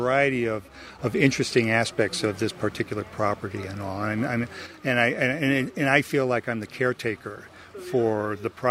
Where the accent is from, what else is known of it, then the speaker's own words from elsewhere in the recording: Torrington, Connecticut, United States; moved away; I grew up in Torrington, Connecticut, but I've been around and around and around